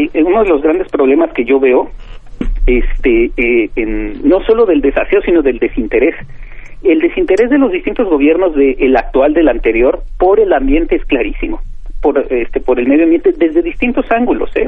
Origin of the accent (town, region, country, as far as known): Mexico